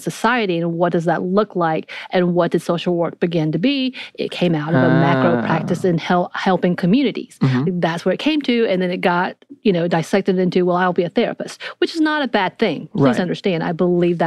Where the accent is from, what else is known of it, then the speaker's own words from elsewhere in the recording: North Georgia, United States; I grew up in North Georgia where everything's very binary anyway.